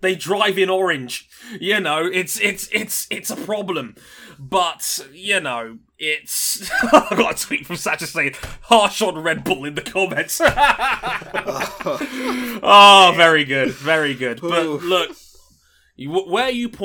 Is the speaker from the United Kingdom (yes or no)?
yes; United Kingdom; I'm British.